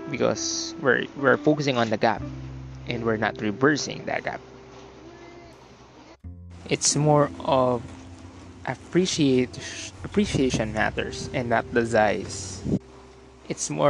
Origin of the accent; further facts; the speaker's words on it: Philippines; As a human, as a Filipino.